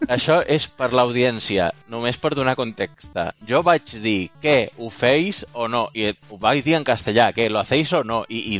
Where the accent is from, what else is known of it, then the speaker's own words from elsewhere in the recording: Balearic Islands, Spain; now in Barcelona, Spain; El meu català sona sona estrany perquè, bueno, eh, aquí servidors de Mallorca també vos dic que no parlo com la gent de Mallorca parla, perquè quan vaig arribar eh, a Barcelona fa 10 anys, me vaig haver